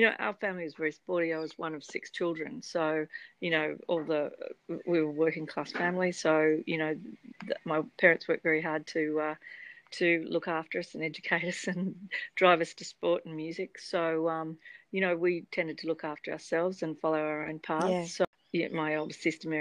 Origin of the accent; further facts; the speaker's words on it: Sydney, New South Wales, Australia; lucky to grow up in Sydney, which is a great area where sailing's a fabulous sport here with lots of people involved. And I grew up in Lane Cove